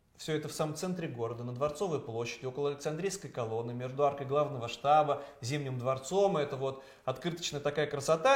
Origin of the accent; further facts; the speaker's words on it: Saint Petersburg, Russia; моего родного Петербурга